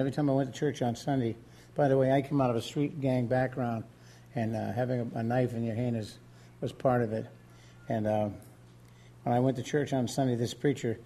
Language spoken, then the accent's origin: English; New England, United States; I'm from New England